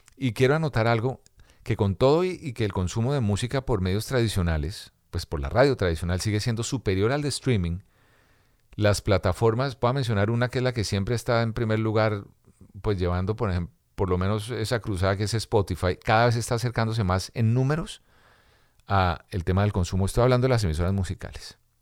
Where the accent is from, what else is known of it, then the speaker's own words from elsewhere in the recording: Colombia; moved away; also born or lived in Dominican Republic / Miami, United States; en mi Colombia querida